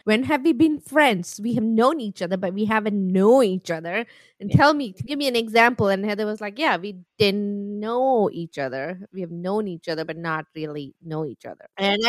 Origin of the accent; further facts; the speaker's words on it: New York, United States; And I'm from New York.